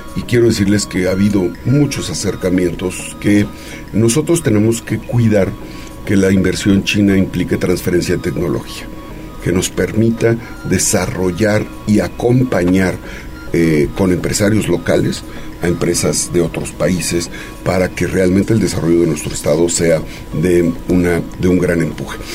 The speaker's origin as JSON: {"language": "Spanish", "town": "Izúcar de Matamoros", "region": "Puebla", "country": "Mexico", "tie": "born or raised there", "said": "Yo nací en Izúcar"}